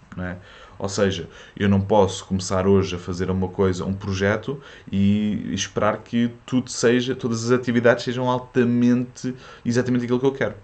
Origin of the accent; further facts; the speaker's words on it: Portugal; first language French; Portuguese is a second language; also born or lived in France; os meus pais eram imigrantes em França e, e eu fiquei. Eu, a minha primeira língua foi francês e eles voltaram para Portugal uh, quando eu tinha 7 anos